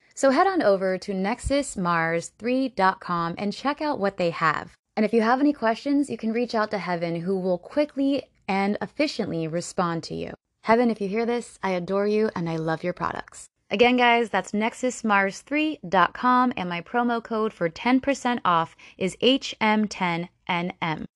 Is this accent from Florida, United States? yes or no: yes; Florida, United States; I am from Florida